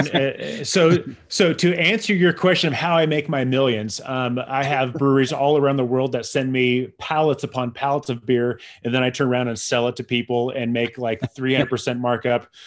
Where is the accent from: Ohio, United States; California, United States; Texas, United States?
California, United States; San Diego; I grew up in San Diego